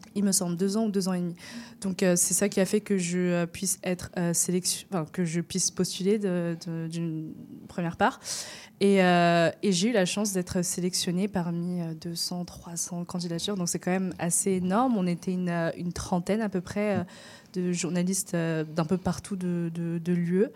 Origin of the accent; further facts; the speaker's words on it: France; moi je viens de France